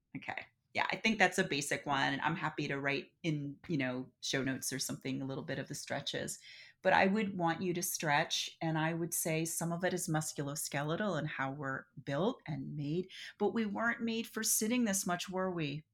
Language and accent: English; Philadelphia, Pennsylvania, United States; now in San Francisco, United States; I'm from Philadelphia